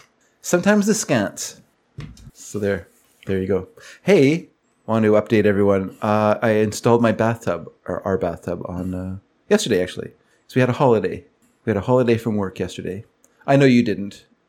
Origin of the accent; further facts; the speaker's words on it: United States; As an American